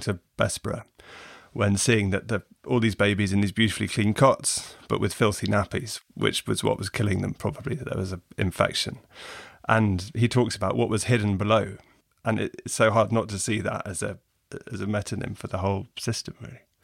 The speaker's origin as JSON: {"language": "English", "region": "England", "country": "United Kingdom", "said": "as an English reader"}